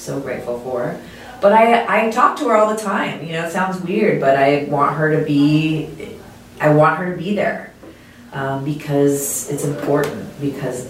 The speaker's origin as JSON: {"language": "English", "town": "Anaheim", "region": "California", "country": "United States", "tie": "born or raised there", "said": "growing up in Anaheim"}